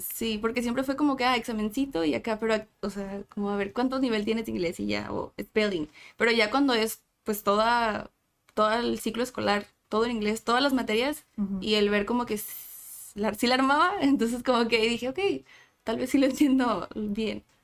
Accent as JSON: {"language": "Spanish", "town": "Tijuana", "region": "Baja California", "country": "Mexico", "tie": "born or raised there", "also_born_or_lived": "San Diego", "said": "de Tijuana, nací en San Diego, pero toda mi vida he vivido y estudiado en Tijuana"}